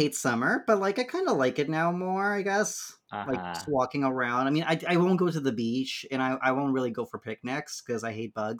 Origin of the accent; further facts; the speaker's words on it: Ecatepec, State of Mexico, Mexico; moved away; Ecatepec. It's like near Mexico City, a little bit out of Mexico City.